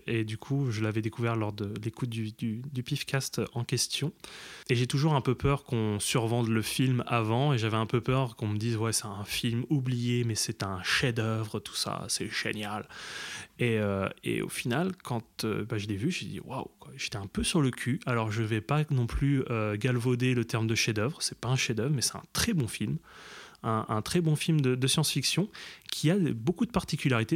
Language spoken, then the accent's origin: French; Grand Est, France; now in Paris region, France; je viens aussi du Grand Est, mais j'habite en région parisienne